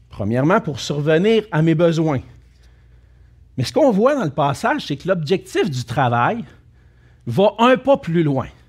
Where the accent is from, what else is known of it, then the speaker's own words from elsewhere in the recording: Quebec, Canada; on est des Canadiens français. des Québécois français du Canada